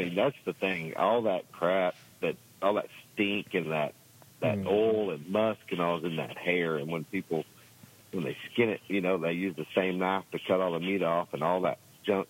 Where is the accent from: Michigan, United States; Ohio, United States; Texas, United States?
Texas, United States; Gordon; But, yep, that's my hometown area.